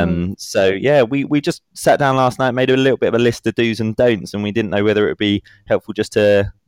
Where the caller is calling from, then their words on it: Exeter, South West England, United Kingdom; I'm calling in from Exeter in Devon.